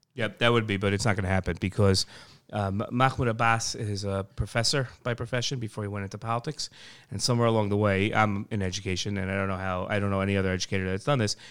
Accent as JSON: {"language": "English", "country": "United States", "moved": "as an adult", "lives_now": "Israel"}